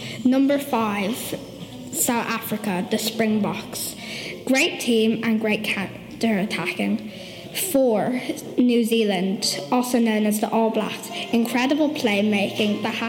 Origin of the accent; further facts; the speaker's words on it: Leinster, Ireland; I'm from Leinster.